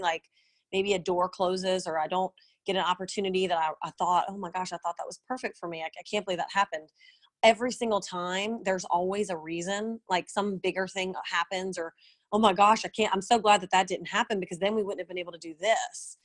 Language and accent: English; New Orleans, Louisiana, United States; moved away as an adult; now in Nashville, United States; I didn't want to move back to my hometown because um, New Orleans is kind of known for blues and jazz